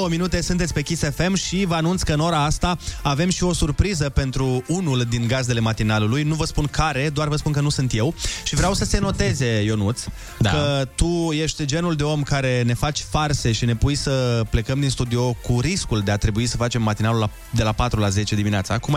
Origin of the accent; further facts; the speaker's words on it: Galați, Galați County, Romania; Băi, suntem români, adică. Da, da, da, și mai specific din Galați.